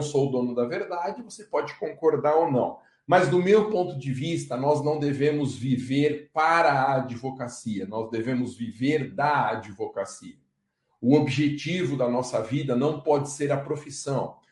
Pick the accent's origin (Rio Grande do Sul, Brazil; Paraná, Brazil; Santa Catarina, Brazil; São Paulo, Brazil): São Paulo, Brazil; Guarulhos; A cidade onde eu nasci, Guarulhos